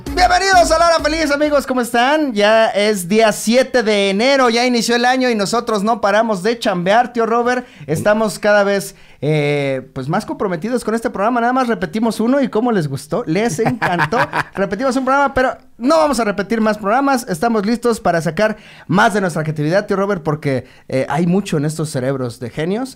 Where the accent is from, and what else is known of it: Mexico